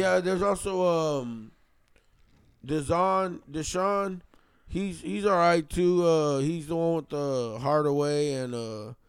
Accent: Texas, United States; I'm from Texas, man, so I grew up around a lot of that drill shit

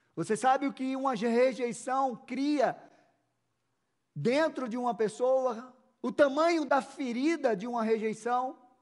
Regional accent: Recife, Pernambuco, Brazil; now in Curitiba, Brazil; Eu já estou aqui há 23 anos, vindo calor, nordestino, lá de Recife

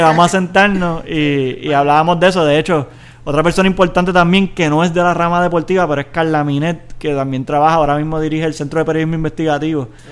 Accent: Puerto Rico; yo me identifico como un boricua por encima de cualquier cosa

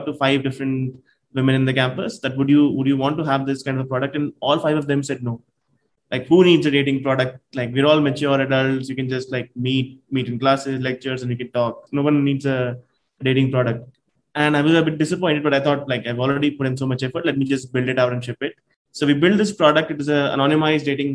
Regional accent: India; We are from India

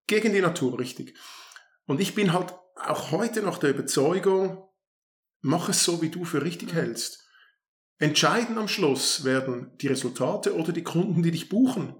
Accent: Kloten, Zurich, Switzerland; Ich bin in Kloten aufgewachsen

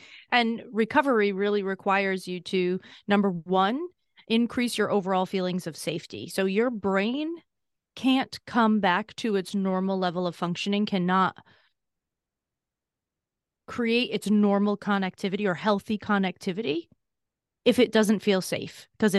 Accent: Massachusetts, United States; I grew up in Massachusetts, and I said I had a significantly difficult childhood, especially when I was younger.

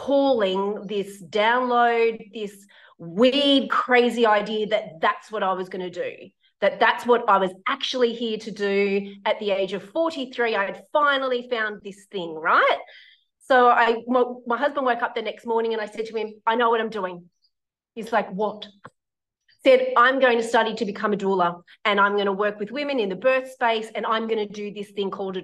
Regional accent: Sydney, New South Wales, Australia; moved away as an adult; now in Brisbane, Australia; So I used to live in Sydney. I'm originally from Sydney.

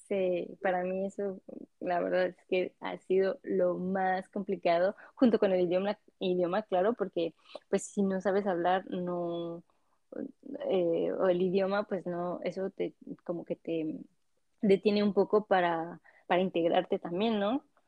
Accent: Mexico; moved away as an adult; now in France; vengo de México, soy mexicana

